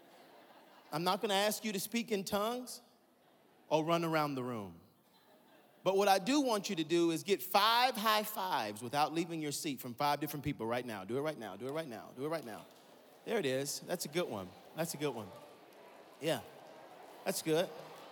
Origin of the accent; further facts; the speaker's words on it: Atlanta, Georgia, United States; I'm from Atlanta, Georgia